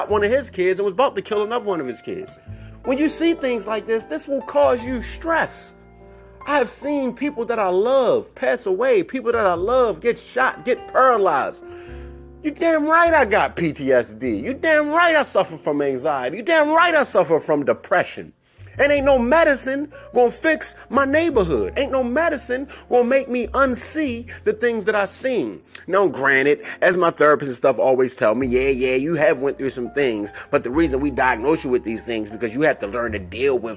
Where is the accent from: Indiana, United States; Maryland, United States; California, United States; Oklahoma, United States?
Maryland, United States; Baltimore; I grew up in Cherry Hill, Baltimore